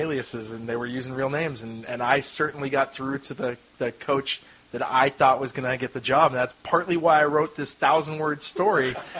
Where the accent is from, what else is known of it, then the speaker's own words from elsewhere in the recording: Rohnert Park, California, United States; I'm from Runner Park, Sonoma County.